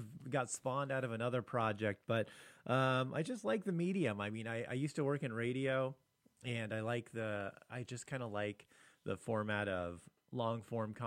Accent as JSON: {"language": "English", "town": "Long Beach", "region": "California", "country": "United States", "tie": "born or raised there", "moved": "yes", "lives_now": "Washington, United States", "said": "Long Beach is where I grew up"}